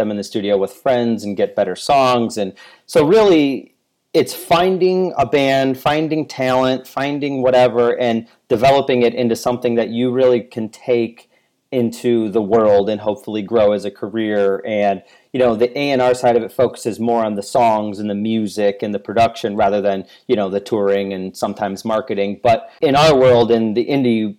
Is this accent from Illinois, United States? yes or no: yes; Chicago, Illinois, United States; moved away as an adult; also born or lived in Florida; now in Chicago, United States; I'm born and raised in Chicago